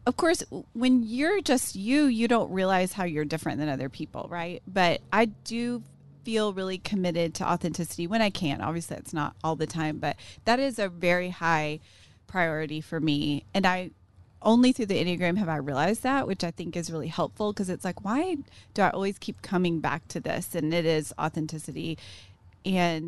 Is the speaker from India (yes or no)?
no; Tyler, Texas, United States; now in Waco, United States; I grew up in Tyler and I was in the same group of friends the whole time